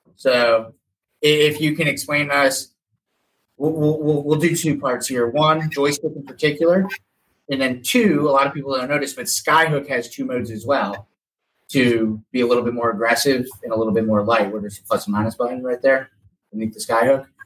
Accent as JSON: {"language": "English", "region": "Florida", "country": "United States", "said": "we're from Florida, so we're a little bit tan in December"}